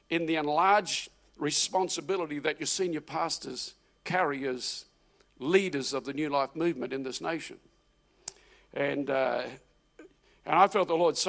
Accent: New Zealand; moved away as an adult; also born or lived in Auckland, New Zealand / Adelaide, Australia / Melbourne, Australia; now in Australia; I left New Zealand. I'm a Kiwi. I pastored in Auckland, moved to initially Adelaide and then Melbourne in 1988 into Adelaide

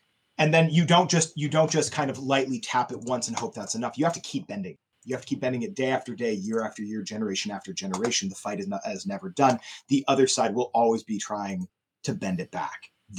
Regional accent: Midwest, United States; moved away; also born or lived in Middletown, New York; I'm from the Midwest originally. My parents are 2.5 hours south of me.

